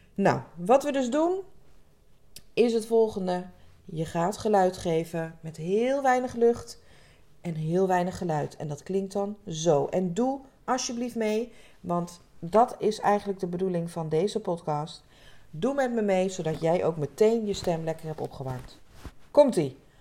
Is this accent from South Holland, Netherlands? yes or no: yes; Rotterdam area, South Holland, Netherlands; Ik kom uit de omgeving van Rotterdam